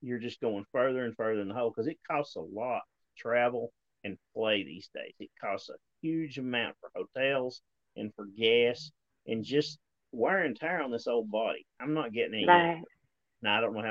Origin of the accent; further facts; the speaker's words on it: Appalachia, United States; moved away as an adult; now in Arkansas, United States; I've lived in Appalachia my entire life up until the last 3 or 4 years, and I moved out here.